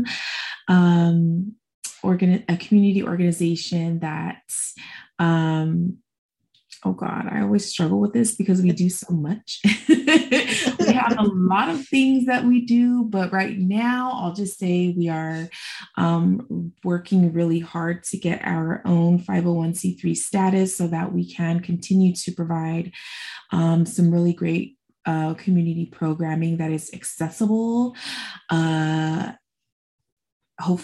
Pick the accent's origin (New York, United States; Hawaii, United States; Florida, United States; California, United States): California, United States; Los Angeles; where are you from? I always say, well, LA County.